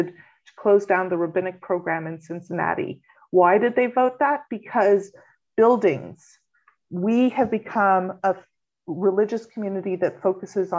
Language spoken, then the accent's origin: English; Montreal, Quebec, Canada; moved away as an adult; also born or lived in Kentucky / Nova Scotia; now in Halifax, Canada; Montreal, which is actually my home congregation where I was first born and raised.